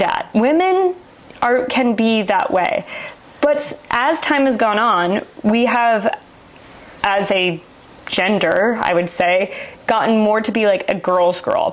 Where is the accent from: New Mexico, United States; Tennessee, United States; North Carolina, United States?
New Mexico, United States; Gallup; also born or lived in Navajo Reservation / Arizona; I grew up in the Southwest United States. I think oftentimes when I tell people that I was born outside of the Navajo Reservation and then lived there in a town called Gallup, New Mexico, and then lived on the reservation where my parents were teaching